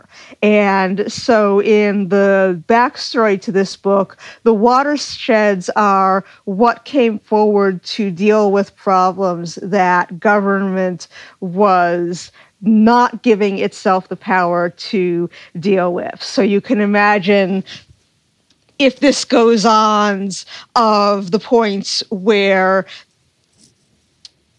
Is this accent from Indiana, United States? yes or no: no; Cape Cod, Massachusetts, United States; now in Chesapeake Bay area, United States; I grew up on Cape Cod